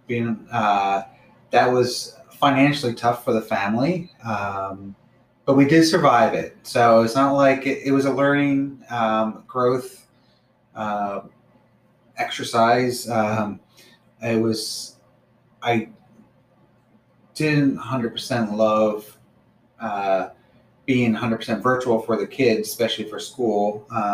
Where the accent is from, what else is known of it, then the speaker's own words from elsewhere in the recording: Bucks County, Pennsylvania, United States; We live in Bucks County, grew up in Bucks County